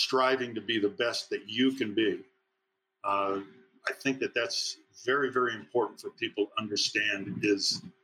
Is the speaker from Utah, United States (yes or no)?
yes; Provo, Utah, United States; Coaching in my hometown at my alma mater